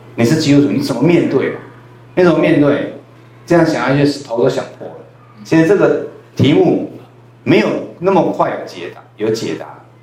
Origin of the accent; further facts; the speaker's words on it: Taiwan; accent: Taiwanese Hokkien; first language Taiwanese Hokkien; Chinese is a second language; 我的母语也是台语